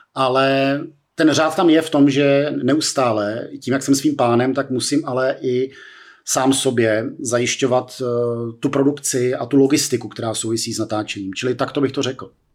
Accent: Czechia; pro 18-letého českého studentíka

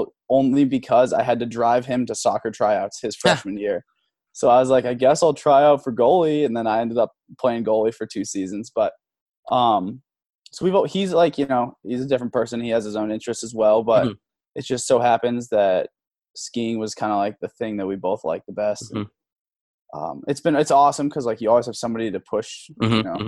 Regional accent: Boulder, Colorado, United States; born or raised there; also born or lived in Milwaukee, Wisconsin

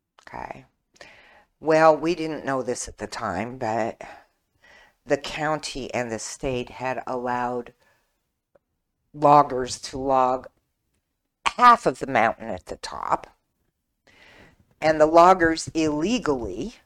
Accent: Washington, United States; moved away as an adult; also born or lived in Hawaii; now in Burnsville, United States; Washington State, where I'm from

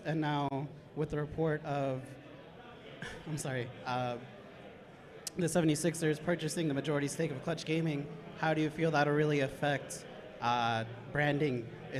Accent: Dallas, Texas, United States; There we go. Dallas, well

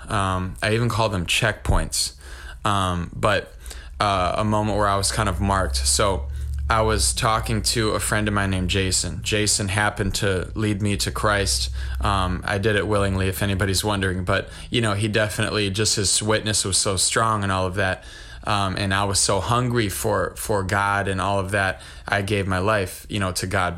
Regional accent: Wisconsin, United States; I'm from Wisconsin

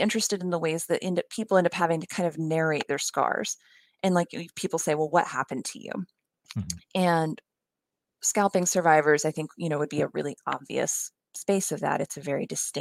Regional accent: West Virginia, United States; moved away; also born or lived in Pennsylvania; I'm actually from West Virginia, but I went to college at Swarthmore

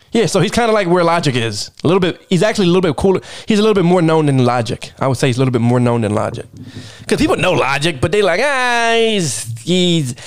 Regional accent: Baltimore, Maryland, United States; accent: Baltimore; moved away; also born or lived in Philadelphia; I'm from Baltimore

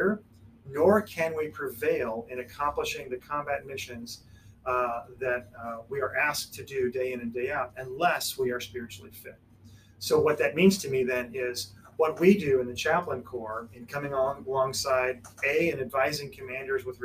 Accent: Illinois, United States; moved away; also born or lived in Wichita, Kansas / Las Vegas, Nevada; we are originally from Illinois and came here from Las Vegas

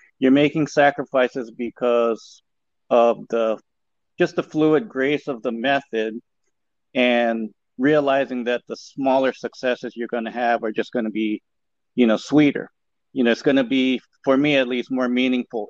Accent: Hawaii, United States; also born or lived in Portland; I'm born and raised in Hawaii

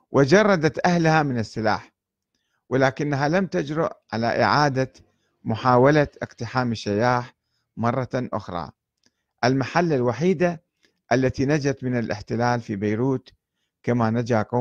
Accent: Iraq; فقلت له أنا عراقي وأريد الذهاب إلى صيدا في الجنوب

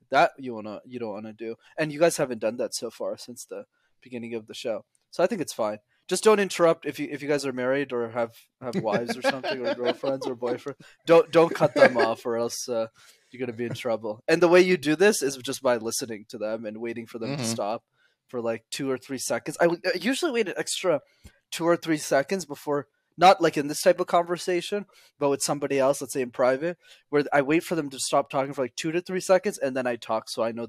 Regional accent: India; It's okay because I'm Indian, so it doesn't matter.

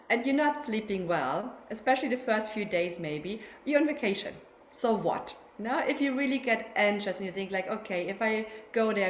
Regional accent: Germany; accent: German; English is a second language; now in Barcelona, Spain; as you can hear from my accent, I'm German, yeah, but I'm living in Spain. I'm living in Barcelona with my husband and my three kids.

